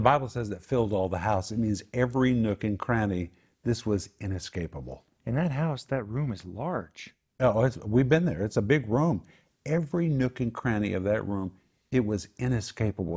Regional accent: Oklahoma, United States; moved away; I grew up in Oklahoma

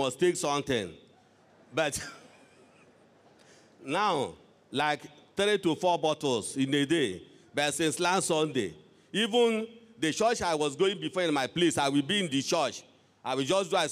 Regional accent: Ebonyi, Nigeria; I'm from Ebonyi State.

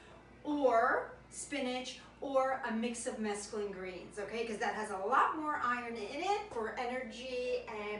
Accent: right outside Naples, Campania, Italy; moved away; I went to my hometown right outside Naples

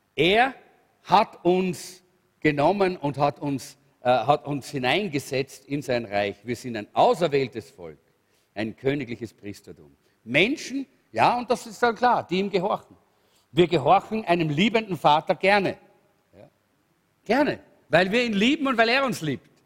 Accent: Salzburg, Austria; in Salzburg, wo ich aufgewachsen bin

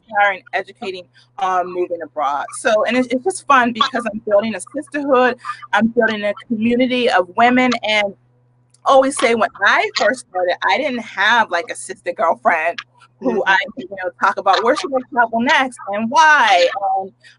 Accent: United States; I am a Black American with a big, hella difficult African name

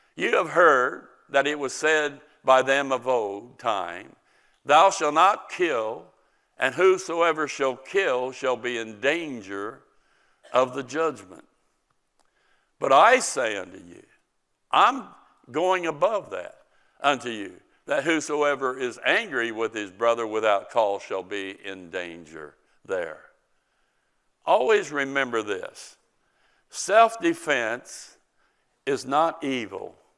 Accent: United States; as an American citizen

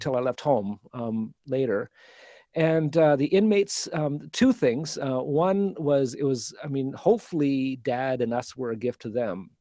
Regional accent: Calgary, Alberta, Canada; I was born in Alberta, in Calgary.

